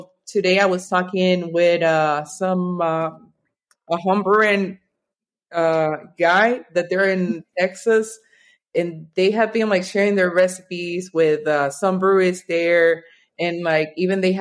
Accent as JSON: {"language": "English", "country": "Venezuela", "tie": "born or raised there", "also_born_or_lived": "Norway / Miami / North Carolina", "moved": "as an adult", "lives_now": "United States", "said": "growing up in Venezuela"}